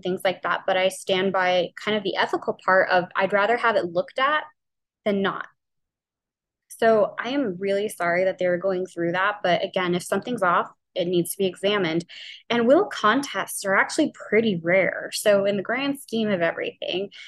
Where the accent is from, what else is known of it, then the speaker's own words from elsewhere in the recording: New Orleans, Louisiana, United States; I'm from New Orleans. We say oil really, really weird.